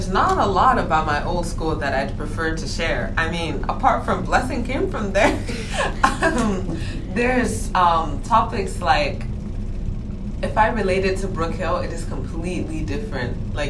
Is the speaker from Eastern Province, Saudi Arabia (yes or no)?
yes; Dhahran, Eastern Province, Saudi Arabia; also born or lived in Nigeria; my hometown is now, well, we don't have towns in Saudi Arabia, but yeah. The place I was in is called Dahran, and basically I really liked the community because since I'm Nigerian